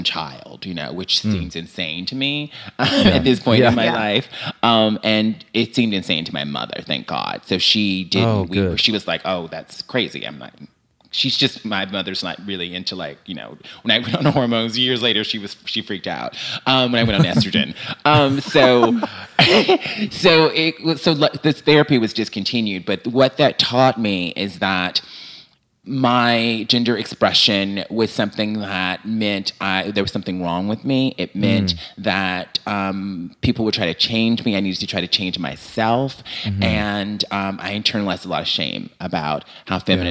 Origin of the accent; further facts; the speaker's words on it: Mobile, Alabama, United States; moved away as an adult; also born or lived in Birmingham, Alabama; when I was a kid growing up in Alabama in the 70s and 80s